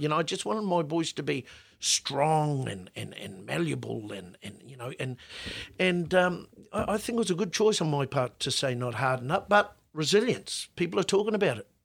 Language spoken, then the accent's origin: English; Auckland, New Zealand; when we were kids growing up in West Auckland